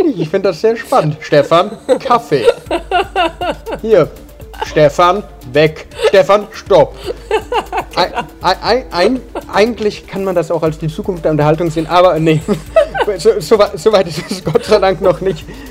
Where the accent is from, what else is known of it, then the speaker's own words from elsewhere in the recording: Munich, Bavaria, Germany; Als Münchner